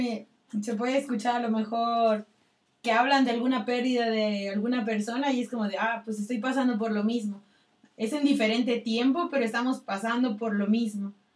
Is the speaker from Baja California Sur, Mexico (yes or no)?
yes; Baja California Sur, Mexico; soy de Baja California